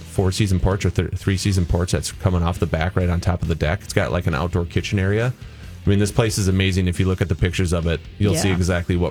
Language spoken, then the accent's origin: English; La Verne, United States; the house that I grew up in back in Laverne